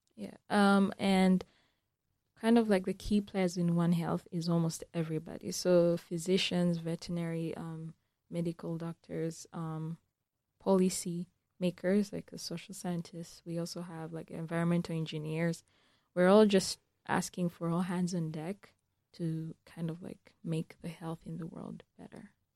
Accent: Uganda; moved away; I'm from Uganda

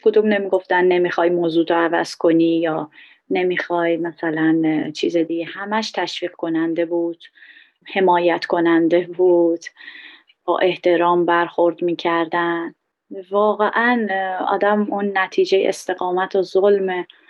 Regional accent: Iran; moved away; من یه بهایی هستم خارج از ایران

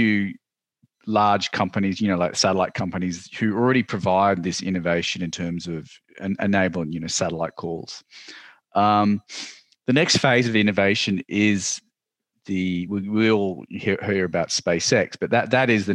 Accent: Australia; I am from Australia

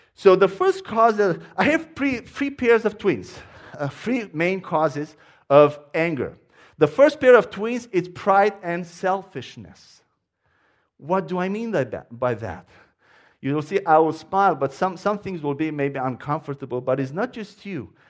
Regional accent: Romania; accent: Romanian; English is a second language; moved away as an adult; now in United States; my accent is Romanian.

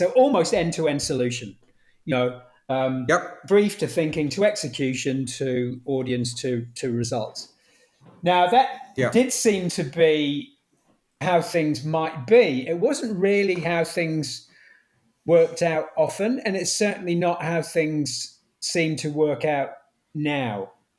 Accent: Manchester, North West England, United Kingdom; I was from Manchester. I was a Man U fan.

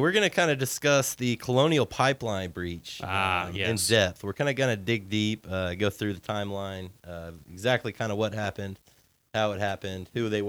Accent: West Texas, United States; moved away; I'm from dry West Texas, where, you know, 3 inches a year was looking good.

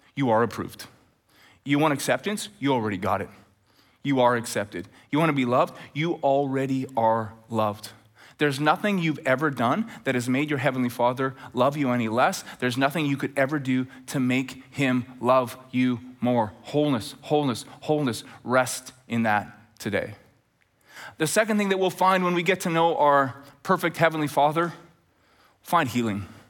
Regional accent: just north of Edmonton, Alberta, Canada; now in Chilliwack, Canada; as we're getting close to Edmonton, and it's just north of where I grew up

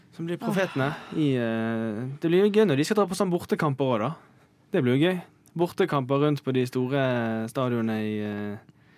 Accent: Bergen, Vestland, Norway; jeg er fra Bergen

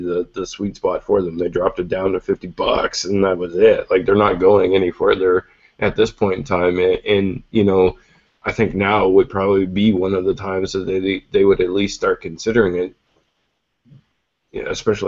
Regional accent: Canada; as a Canadian who has dealt with Canadian carriers before

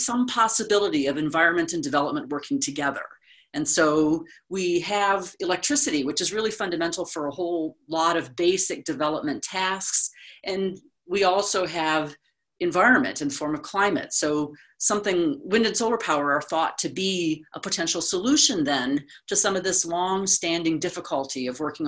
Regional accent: small farming town near Chicago, Illinois, United States; moved away; I'm from the United States originally, from a small town, small farming town near Chicago

